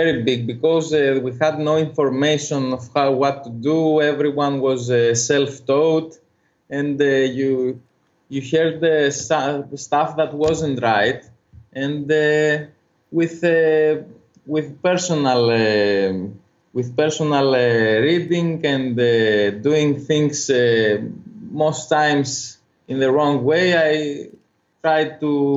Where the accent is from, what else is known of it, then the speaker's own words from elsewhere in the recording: Corfu, Ionian Islands, Greece; English is a second language; I was born in Corfu. It's an island northwest of it's the northwestern island of Greece